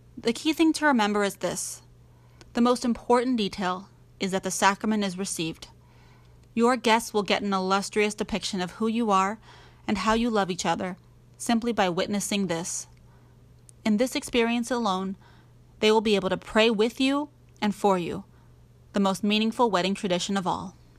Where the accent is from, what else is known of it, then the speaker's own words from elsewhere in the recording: New Orleans, Louisiana, United States; moved away as an adult; we are from New Orleans